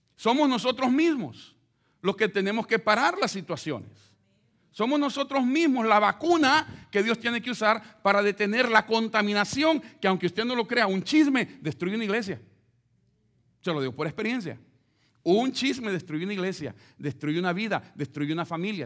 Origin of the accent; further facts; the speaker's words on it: El Salvador; moved away; como los centroamericanos que pasamos por México.